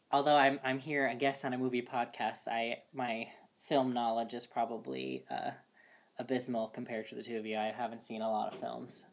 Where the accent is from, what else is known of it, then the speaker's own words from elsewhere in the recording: New York City, New York, United States; I'm born and raised in Brooklyn